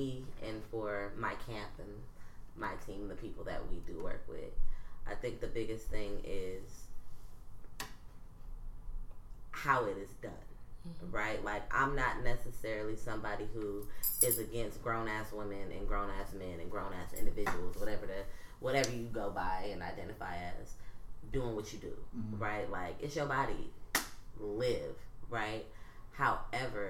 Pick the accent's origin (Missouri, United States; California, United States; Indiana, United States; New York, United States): California, United States; Oakland; we're here in Oakland. I'm from Oakland